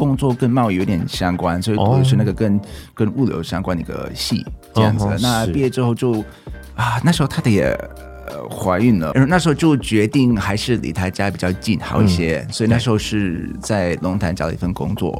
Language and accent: Chinese; North Carolina, United States; Chinese is a second language; moved away as an adult; also born or lived in Taiwan / China; 我是来自美国的北卡州的…，那之前在台湾有住过八年，在大陆也有住过八年。哇哦！然后最近啊，应该前三年就搬回去美国这样子